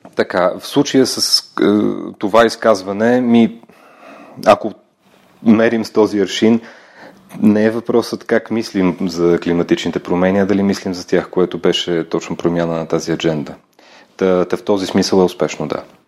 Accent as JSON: {"language": "Bulgarian", "town": "Lom", "region": "Montana Province", "country": "Bulgaria", "tie": "born or raised there", "also_born_or_lived": "United Kingdom / Belgium / Brazil", "moved": "yes", "said": "момче съм от Лом, там съм роден а, и много си го обичам това място. Всъщност след няколко часа заминавам на там, че ми липсва родния край"}